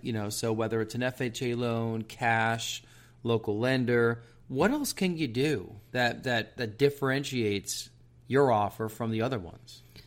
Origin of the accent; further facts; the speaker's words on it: outside New York City, United States; moved away; I grew up outside New York City